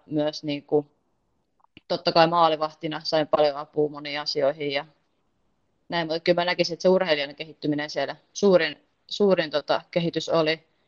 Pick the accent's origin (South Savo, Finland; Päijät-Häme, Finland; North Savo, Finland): Päijät-Häme, Finland; Heinola; moved away as an adult; also born or lived in Porvoo; now in Mora, Sweden; Heinola, mistä mä itse lähtöisin